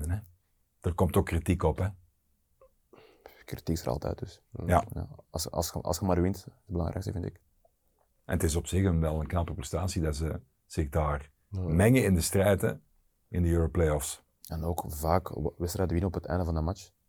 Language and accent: Dutch; Limburg, Belgium; Ik zal het nooit niet vergeten als Limburger, dank u wel.